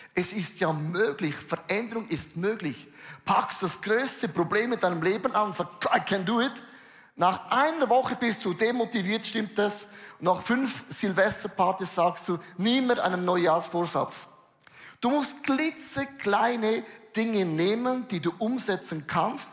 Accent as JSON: {"language": "German", "country": "Switzerland", "said": "für uns Schweizer"}